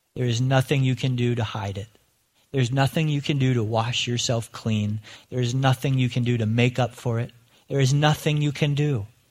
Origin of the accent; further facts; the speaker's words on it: Lancaster County, Pennsylvania, United States; moved away; as a kid growing up in Lancaster County